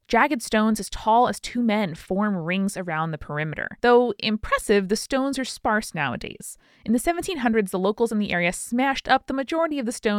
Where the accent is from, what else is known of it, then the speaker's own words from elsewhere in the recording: South West England, United Kingdom; My home country of Wiltshire is one of the oldest in the UK, and packed full of the ancient and the bewildering.